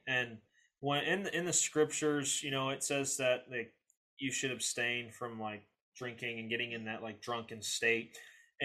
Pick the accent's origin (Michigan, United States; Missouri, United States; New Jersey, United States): Missouri, United States; St. Louis; also born or lived in Belleville, Illinois; growing up in St. Louis, Belleville area, it's rougher area